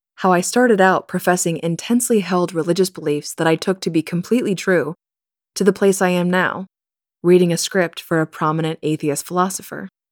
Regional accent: Kansas, United States; I grew up in the Westboro Baptist Church in Kansas.

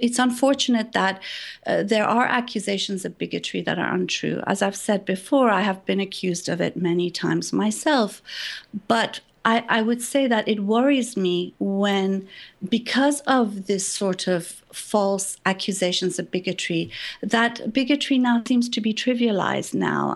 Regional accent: Iran; moved away; I was born in Iran

